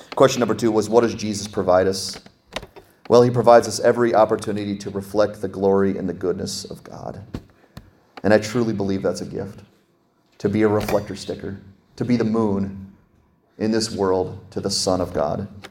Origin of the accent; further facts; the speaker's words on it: Pennsylvania, United States; I'm from Pennsylvania